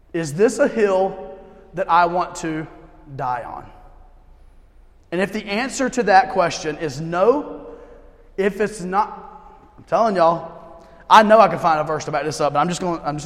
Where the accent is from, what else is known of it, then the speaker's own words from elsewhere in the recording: United States; I'm an American through and through